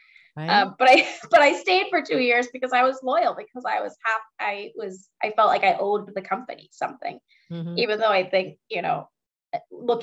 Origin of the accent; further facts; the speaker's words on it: Boston, Massachusetts, United States; Honesty and loyalty, I think, are two things that kind of come with just being a Bostonian.